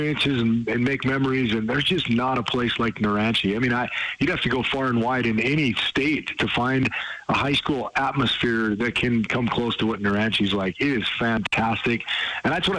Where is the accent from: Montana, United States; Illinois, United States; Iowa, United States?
Montana, United States; growing up in Montana and playing in AA